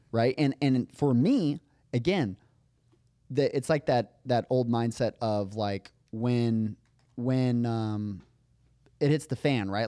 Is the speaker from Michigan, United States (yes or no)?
no; Las Vegas, Nevada, United States; moved away; I came from Vegas